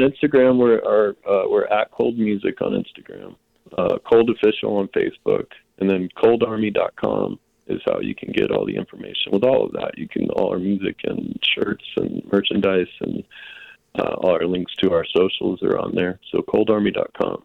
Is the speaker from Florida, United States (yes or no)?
yes; Jacksonville, Florida, United States; I come from the South, you know, North northeast Florida and Jacksonville